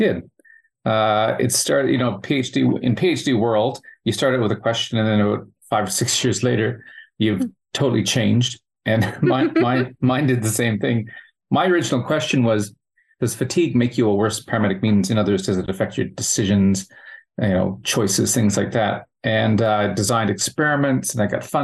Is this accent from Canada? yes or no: yes; Canada; accent: Canadian; moved away as an adult; now in Australia; obviously from the accent, you could tell I'm from Canada. Been in Australia for 10 years